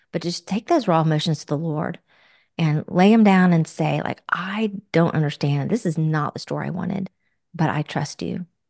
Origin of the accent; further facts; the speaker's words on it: Florida, United States; We both were born and raised in Florida